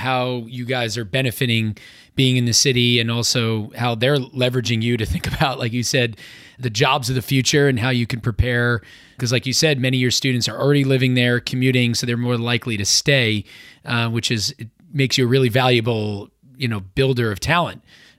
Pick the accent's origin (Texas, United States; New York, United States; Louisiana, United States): New York, United States; I grew up in New York area and have been exposed to schools like NYU, Columbia, Pace